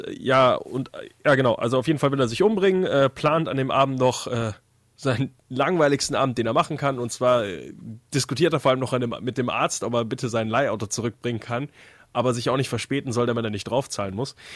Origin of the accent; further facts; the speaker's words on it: Austria; wie man halt als Österreicher so denkt